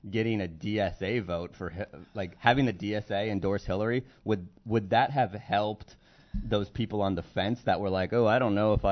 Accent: California, United States; I'm from California

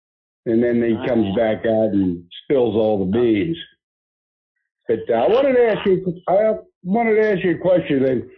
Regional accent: Pittsburgh, Pennsylvania, United States; I'm from Pittsburgh

